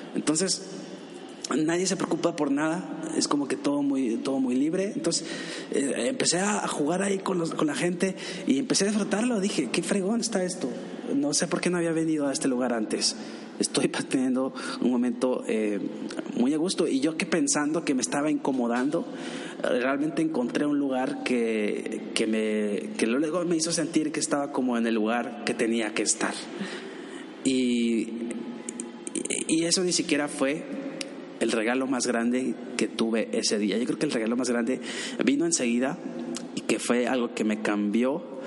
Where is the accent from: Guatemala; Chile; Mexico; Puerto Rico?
Mexico; me preguntó de dónde eres, le dije que de México